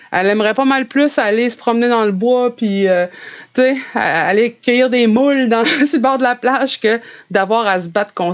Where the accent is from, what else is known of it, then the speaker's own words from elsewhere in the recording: Canada; first language French; moi, le français, c'est ma première langue parce que c'est celle que j'ai appris. Même si j'étais entourée euh, d'Inou qui parlaient de, façon fluide, l'Inou et j'ai appris le français